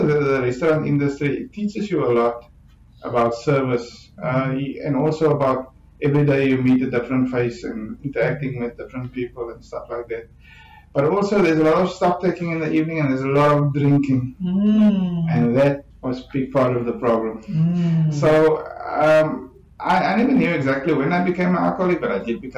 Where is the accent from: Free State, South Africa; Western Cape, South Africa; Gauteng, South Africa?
Western Cape, South Africa; Ceres; moved away as an adult; now in Cape Town, South Africa; I'm originally from Ceres. I grew up in Ceres and matriculated there, and I think I came to Cape Town to come study